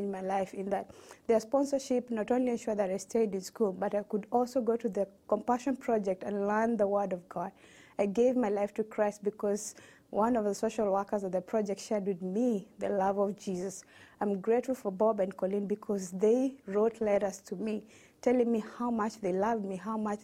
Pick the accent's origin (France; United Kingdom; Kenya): Kenya; Western Kenya; I was born in Kenya to a large family of initially 10 children. We lived in a village in Western Kenya